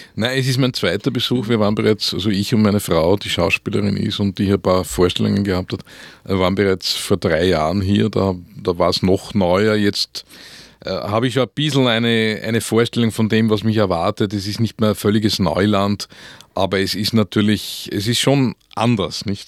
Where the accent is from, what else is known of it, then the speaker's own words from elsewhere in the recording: Vöcklabruck, Upper Austria, Austria; Und ich bin in Oberösterreich aufgewachsen